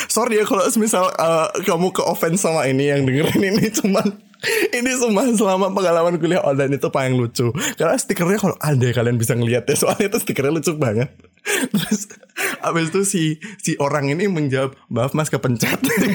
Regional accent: Java, Indonesia; aku orang Jawa

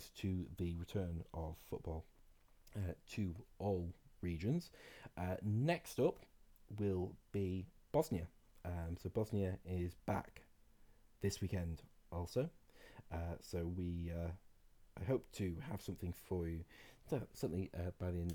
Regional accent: Scot, Scotland, United Kingdom; as a Scot

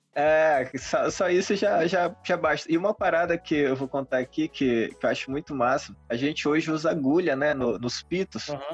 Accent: São Luís, Maranhão, Brazil; sou de São Luís do Maranhão

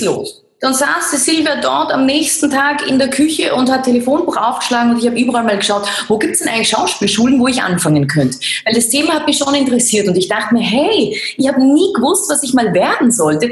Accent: Laßnitzhöhe, Styria, Austria; ich bin ja aus der Lassnitzhöhe. Das ist, äh, also ich bin ein Landei, kann man richtig sagen. Ich bin am Land groß geworden.

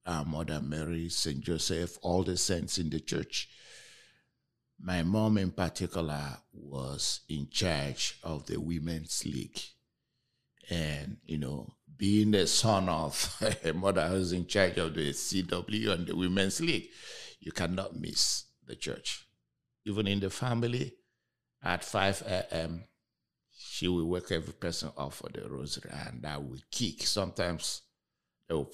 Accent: Nigeria; now in Houston, United States; I'm also originally from Nigeria.

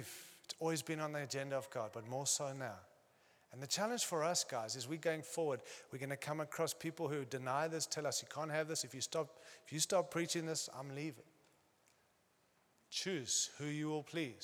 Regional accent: United States; moved away; also born or lived in Australia; I'm American

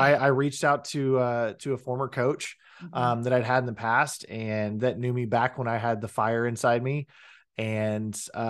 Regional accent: Oklahoma, United States; also born or lived in Texas; Was born in Texas, raised in Oklahoma.

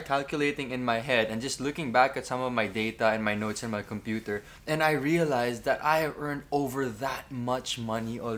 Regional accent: Philippines; Which, as a Filipino, I would never ever pronounce this word as chipotle.

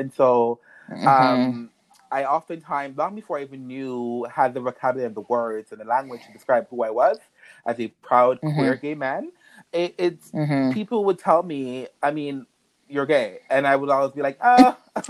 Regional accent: Antigua & Barbuda; moved away as an adult; also born or lived in Jamaica / Sint Maarten; now in Toronto, Canada; I'm originally from the Caribbean. I say the Caribbean because I was born in Jamaica and I grew up in St. Martin and Antigua before moving to Canada 6 years ago this June

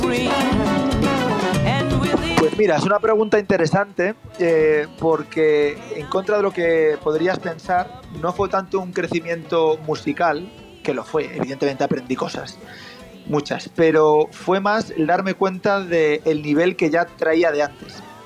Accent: Spain; also born or lived in Boston; percusionista español

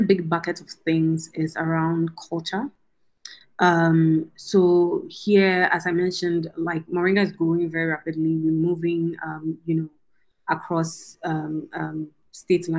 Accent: Ghana; now in Nairobi, Kenya; as a Ghanaian to be able to bring a world-class education to, my country of birth

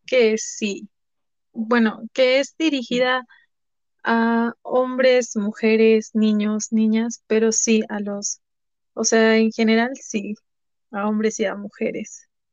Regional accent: Puebla, Mexico; soy de origen poblano, soy de Puebla, México.

